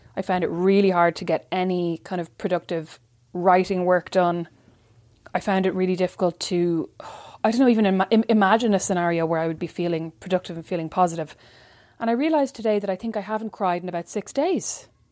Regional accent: Kildare, Leinster, Ireland; my hard life as a white girl growing up in Kildare

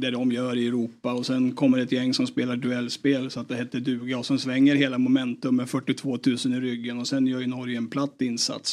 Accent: Eskilstuna, Södermanland, Sweden; det var uterink i Eskilstuna på den tiden.

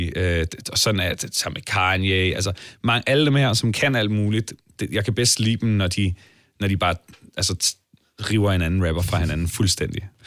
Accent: Allinge, Capital Region of Denmark, Denmark; uanset om vi er vokset op i Toronto eller Allinge, som jeg er

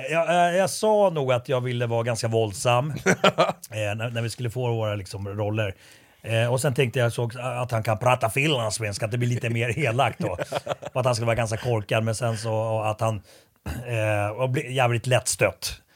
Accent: Sweden; jag är uppvuxen i Sverige, men jag var ju finsk medborgare väldigt länge

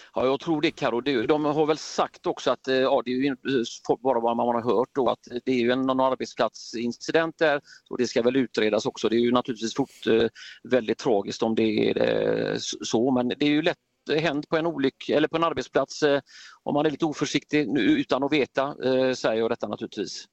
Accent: Gothenburg, Västra Götaland, Sweden; som göteborgare

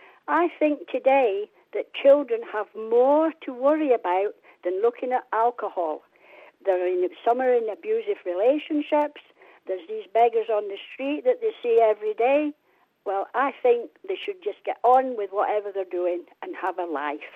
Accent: England, United Kingdom; I'm 75 now, every other weekend I was raised in England

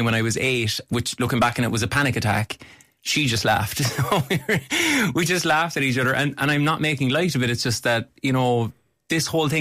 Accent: Cork, Munster, Ireland

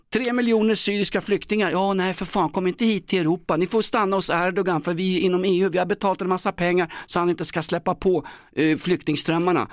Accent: Stockholm, Stockholm County, Sweden; Den handlar om min uppväxt i Vällingby och Grimsta

